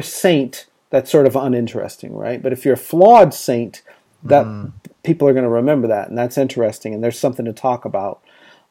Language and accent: English; Texas, United States; because I grew up in Texas